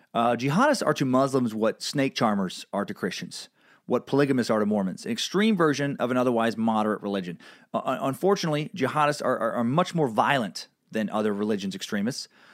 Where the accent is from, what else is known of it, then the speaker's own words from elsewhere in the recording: United States; as an American